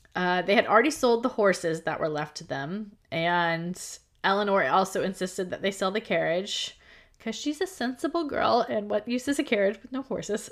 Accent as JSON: {"language": "English", "country": "United States", "said": "I'm American"}